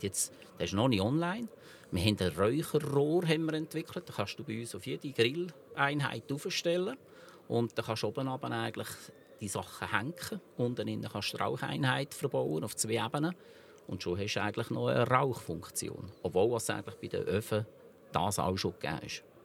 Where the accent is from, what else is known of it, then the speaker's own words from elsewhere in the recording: Switzerland; der elterlichen Betrieb, wo ich aufgewachsen bin, in Honeri oder Hohenrhein